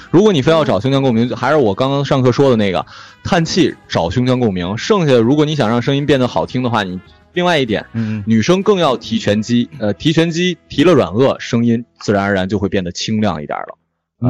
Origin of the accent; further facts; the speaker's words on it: China; 我们内地人认为的台湾腔